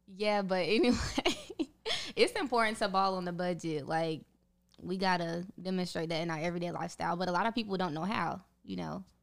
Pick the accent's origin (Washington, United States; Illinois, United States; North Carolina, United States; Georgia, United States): North Carolina, United States; I am from North Carolina, graduated from the University of North Carolina at Charlotte